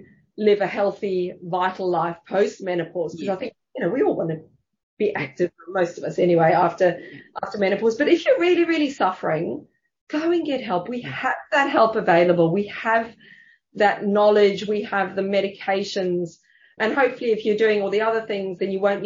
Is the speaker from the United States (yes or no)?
no; South Africa; also born or lived in Germany (family); now in Sydney, Australia; I grew up in South Africa